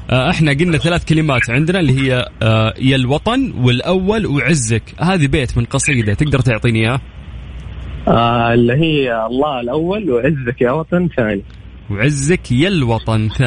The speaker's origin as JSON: {"language": "Arabic", "town": "Mecca", "region": "Makkah Province", "country": "Saudi Arabia", "said": "أنا من مكة من مكة مكة حقنا"}